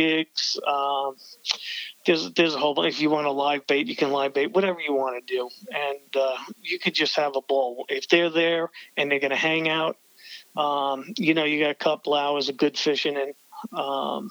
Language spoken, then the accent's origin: English; New York City, New York, United States; also born or lived in Long Island, New York; now in Tampa, United States; I originally come from New York. Yes, like I'm from the Bronx, and I moved to the island